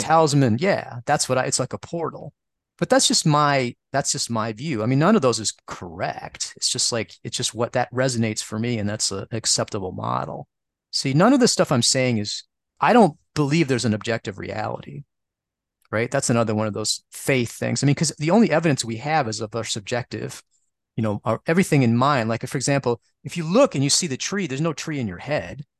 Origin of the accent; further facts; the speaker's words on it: Midwest, United States; since I'm from the Midwest, I say spica